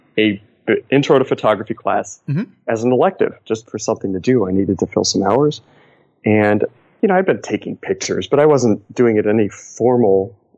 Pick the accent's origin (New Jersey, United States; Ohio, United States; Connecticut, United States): Ohio, United States; Cleveland; moved away as an adult; also born or lived in Los Angeles; We were from Cleveland. I grew up in Cleveland